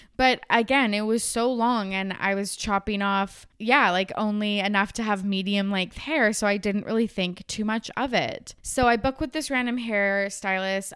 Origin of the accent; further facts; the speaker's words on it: Kamloops, British Columbia, Canada; moved away; I was home in my hometown Kamloops over Christmas break